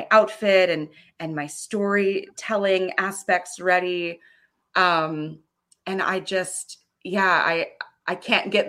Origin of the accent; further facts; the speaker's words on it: Florida, United States; also born or lived in Frankfurt / California; i was born in um, west germany in frankfurt on us air force base we moved to florida where um, we spent a significant amount of time and then we moved out to California for a while.